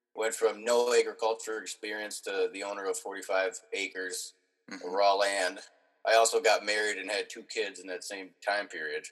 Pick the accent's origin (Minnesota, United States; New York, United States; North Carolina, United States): Minnesota, United States; Minneapolis; also born or lived in Andover, Minnesota; I was born in Minneapolis, and then we lived for a few years out in in uh, Andover, which is north of the city by about thirty minutes